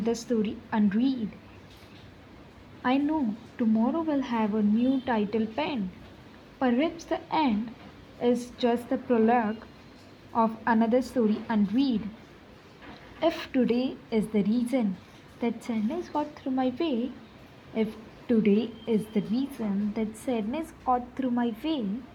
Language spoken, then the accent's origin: English; Mumbai, Maharashtra, India; I am from Mumbai.